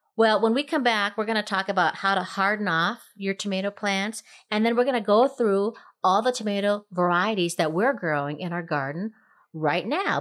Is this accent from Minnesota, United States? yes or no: yes; Minnesota, United States; moved away; growing up in Minnesota